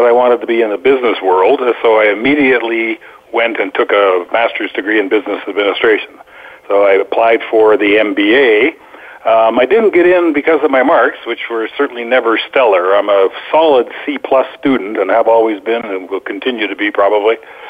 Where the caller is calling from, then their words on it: Boquete, Chiriquí, Panama; I'm calling in from Boquete, Panama, where the stars have aligned, but the weather may not cooperate.